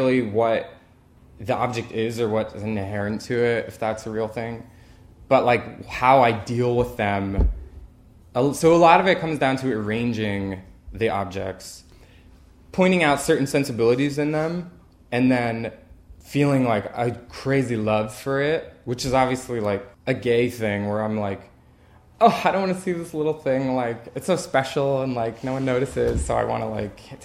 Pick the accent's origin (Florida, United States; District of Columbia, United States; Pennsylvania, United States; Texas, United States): Pennsylvania, United States; Lancaster County; moved away as an adult; also born or lived in New York; now in Philadelphia, United States; I grew up in Lancaster County